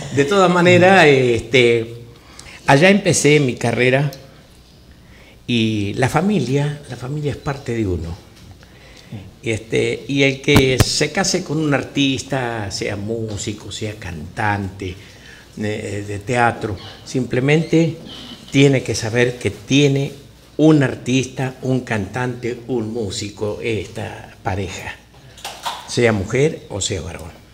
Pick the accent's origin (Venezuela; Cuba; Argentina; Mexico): Argentina; Tres Arroyos, Buenos Aires Province; also born or lived in Salta; now in United States; yo nací eh, este, en la ciudad de Tres Arroyos, está al sur de la capital argentina